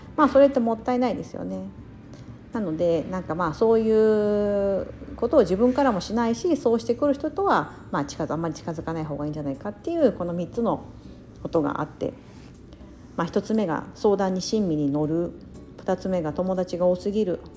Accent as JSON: {"language": "Japanese", "region": "Osaka", "country": "Japan", "tie": "born or raised there", "moved": "yes", "said": "大阪出身、関西出身の人だから"}